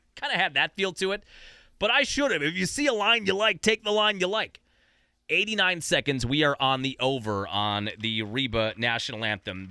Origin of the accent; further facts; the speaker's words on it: United States; as an American